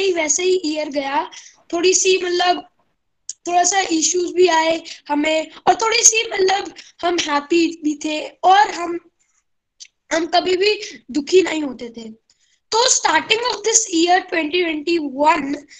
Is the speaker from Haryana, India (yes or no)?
yes; Gurgaon, Haryana, India; मैं गुड़गांव से बिलोंग करता हूँ